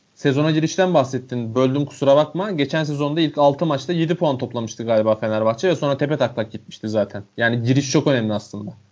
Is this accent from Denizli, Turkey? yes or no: yes; Denizli, Turkey; born or raised there